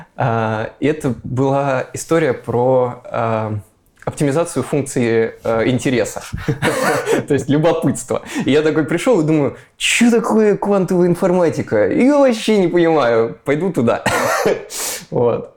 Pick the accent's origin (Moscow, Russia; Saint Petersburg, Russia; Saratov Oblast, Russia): Moscow, Russia; я из Москвы